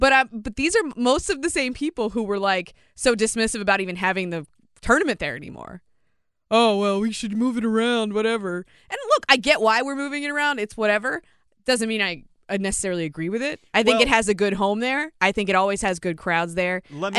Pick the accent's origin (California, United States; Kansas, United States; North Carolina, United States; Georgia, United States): North Carolina, United States; Greensboro; Because I was like, I know I'm from Greensboro. Yeah. I know how that traffic flow goes.